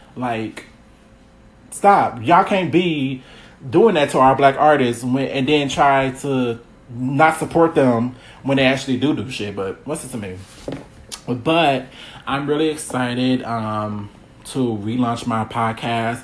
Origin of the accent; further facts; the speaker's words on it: Milwaukee, Wisconsin, United States; I'm from Milwaukee, Wisconsin. Um, yeah, I uh, was born and raised